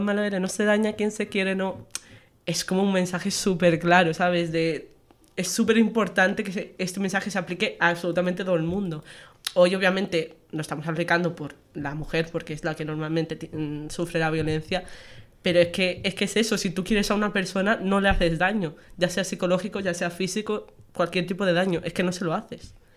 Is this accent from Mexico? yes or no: no; Menorca, Balearic Islands, Spain; now in Extremadura, Spain; soy menorquina y soy medio estremeña ya por estar aquí dos años.